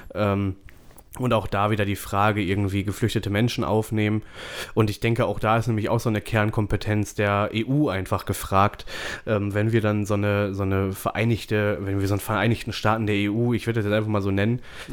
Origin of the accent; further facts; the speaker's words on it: Germany; bei uns in Deutschland